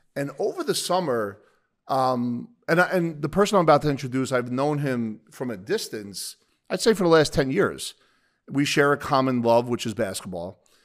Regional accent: Bayonne, New Jersey, United States; I'll call it the Jersey Shore area 'cause I grew up in Bayonne

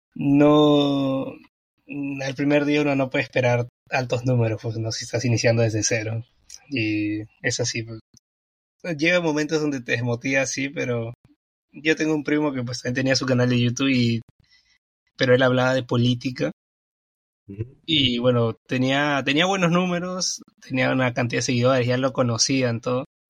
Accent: Peru; yo soy de Perú y mm. pues aquí en Perú hoy día es feriado

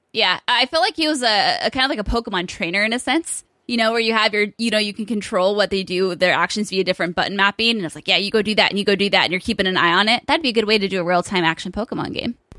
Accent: United Kingdom; me being Brit

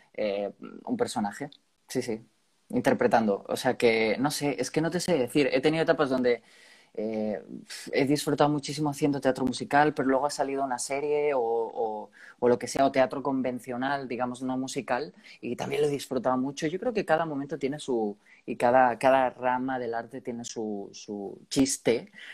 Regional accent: Spain; De mi tierra

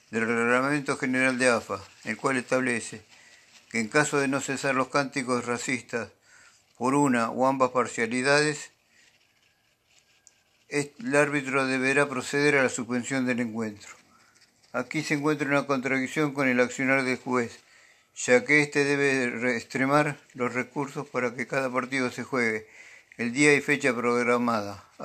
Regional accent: Argentina

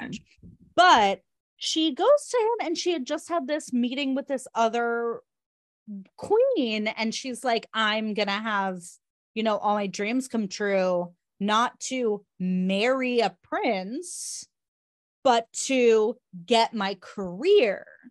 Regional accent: Southern California, United States; also born or lived in outside New York; now in New York, United States; I grew up in Southern California and now I live in, outside of New York

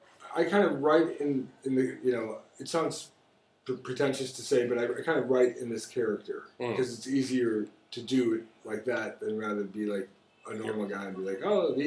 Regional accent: Chicago, Illinois, United States; moved away as an adult; now in China; I grew up in Jefferson Park, which is like super safe, super nice. It's firemen, plumbers, electricians.

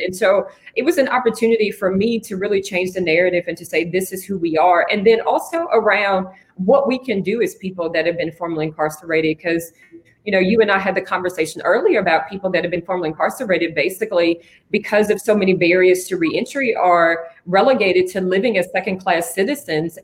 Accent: Franklin, Tennessee, United States; now in Nashville, United States; I'm originally from Franklin, Tennessee

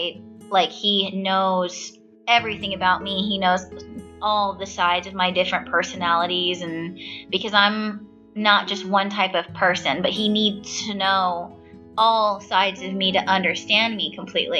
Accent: Stockton, California, United States; now in Baltimore, United States; Stockton, California, my hometown.

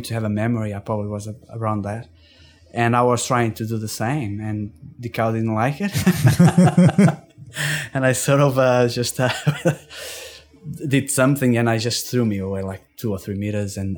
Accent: Portugal; moved away as an adult; also born or lived in Porto, Portugal; now in Tasmania, Australia; I grew up in Portugal

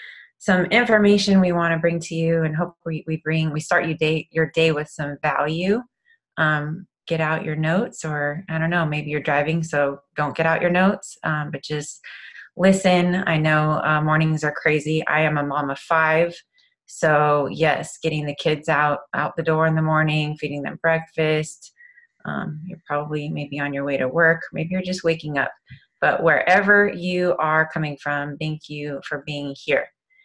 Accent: Thousand Oaks, California, United States; also born or lived in Long Beach / Tampa, Florida; Hey, I'm originally from Thousand Oaks, Long Beach, Tampa, Florida.

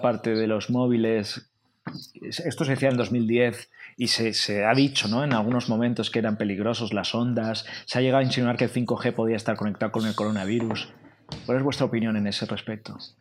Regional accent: Spain; Como español de cultura latina, que nos gusta sociabilizar el bar, la terraza

